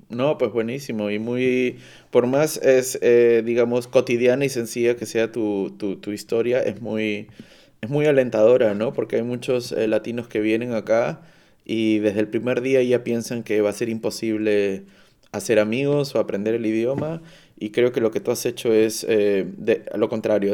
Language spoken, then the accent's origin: Spanish; Peru; now in Cologne, Germany; yo soy de Perú